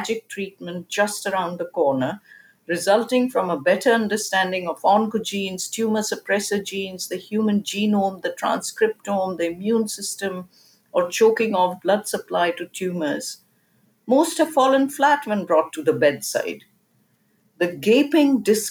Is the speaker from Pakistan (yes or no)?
yes; Pakistan; moved away as an adult; now in United States; I grew up in Pakistan, a country where science education was not easily available at an advanced level